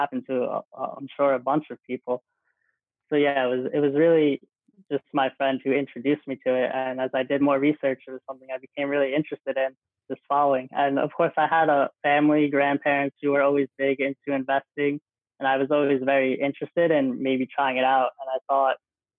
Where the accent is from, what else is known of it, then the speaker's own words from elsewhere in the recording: Old Bridge, New Jersey, United States; I'm from Old Bridge, New Jersey, a small town in Jersey